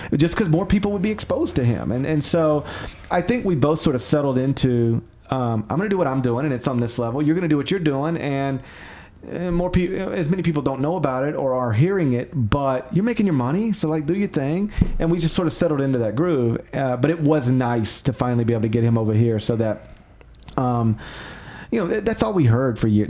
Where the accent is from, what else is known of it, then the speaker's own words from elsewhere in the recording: Memphis, Tennessee, United States; I get to live in my hometown